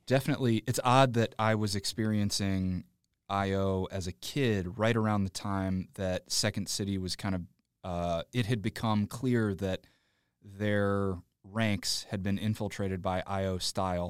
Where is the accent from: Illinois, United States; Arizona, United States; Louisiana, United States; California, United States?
Illinois, United States; Joliet; I grew up in Joliet, which is past the suburbs, about ninety minutes southwest